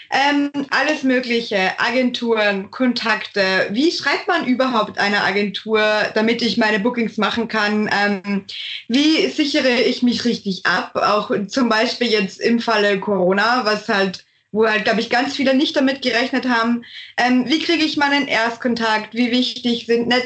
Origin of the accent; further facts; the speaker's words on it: Austria; ich bin Österreicherin.